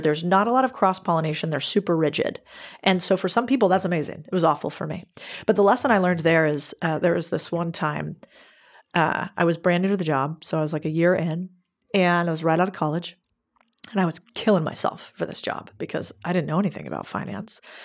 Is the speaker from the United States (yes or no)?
yes; United States; I'm American